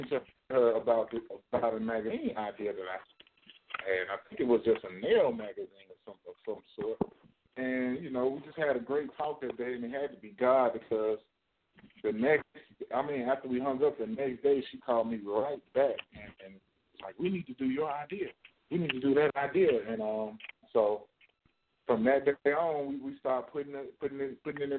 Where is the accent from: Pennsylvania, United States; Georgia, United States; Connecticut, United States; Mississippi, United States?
Mississippi, United States; Pace, Rosedale; now in Jackson, United States; I'm from Pace, Mississippi, Rosedale. And I live in Jackson, Mississippi